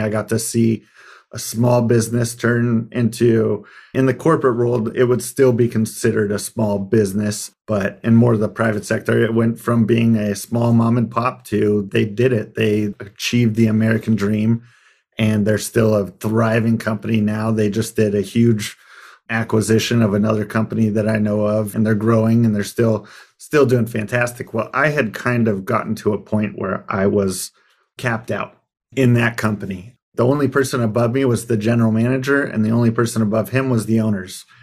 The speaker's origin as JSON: {"language": "English", "region": "Arizona", "country": "United States", "tie": "born or raised there", "said": "when I moved back to where I grew up in Arizona"}